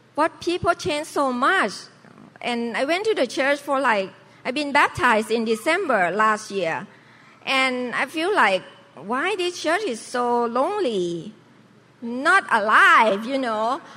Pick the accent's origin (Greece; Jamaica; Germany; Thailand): Thailand; Bangkok; now in United States; normal lifestyle Chinese family in Thailand. So we uh, in the uh, merchant's family, so we sell fruit uh, in Sipraya city in Bangkok. So I grew up, have to work